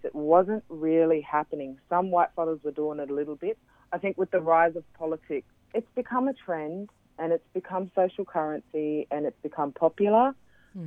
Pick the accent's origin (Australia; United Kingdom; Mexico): Australia; Brisbane, Queensland; I grew up in Brisbane